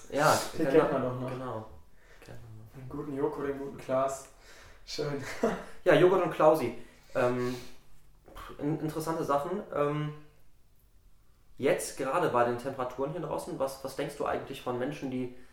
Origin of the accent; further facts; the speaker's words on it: Salzburg, Austria; wenn ich äh, dann Richtung äh, meiner Heimat fahre, also runter nach Salzburg.